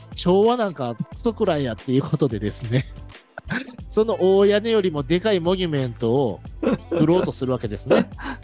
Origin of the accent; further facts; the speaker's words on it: Osaka, Japan; 我々大阪人